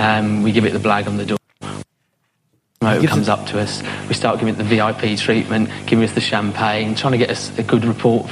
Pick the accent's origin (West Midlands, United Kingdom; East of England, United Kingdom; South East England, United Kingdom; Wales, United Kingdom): West Midlands, United Kingdom; Shrewsbury; moved away as an adult; now in Ibiza, Spain; I'm from Shrewsbury.